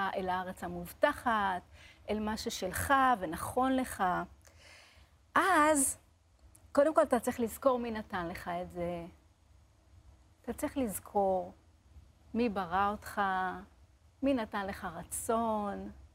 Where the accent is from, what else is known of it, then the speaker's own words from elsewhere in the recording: Lod, Central District, Israel; אני גדלתי בבית מסורתי, פשוט, בלוד, בעיר לוד